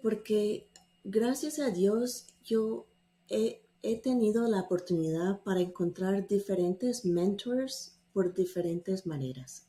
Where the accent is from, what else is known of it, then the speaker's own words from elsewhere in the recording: Atlanta, Georgia, United States; accent: mixed, gringa; Spanish is a second language; also born or lived in Salamanca, Spain; yo crecí aquí en Atlanta, Georgia